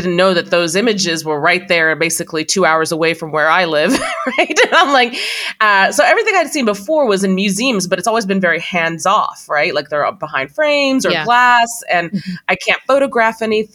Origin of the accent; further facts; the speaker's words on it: Iraq; now in United States; I was born in Iraq, moved to the States at some point.